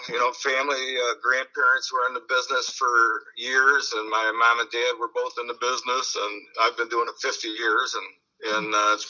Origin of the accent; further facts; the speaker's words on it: Detroit, Michigan, United States; moved away as an adult; also born or lived in Clare County, Michigan; now in Lansing, United States; I grew up in Detroit on the East Side, and uh, in the '60s, you know, graduated from high school in '72, mm-hmm. Denby High School, and then um, moved up north